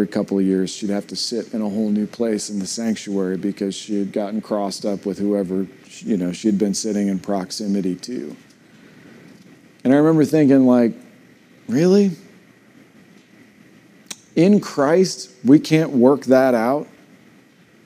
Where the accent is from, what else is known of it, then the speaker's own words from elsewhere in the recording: United States; I'm still proud to be an American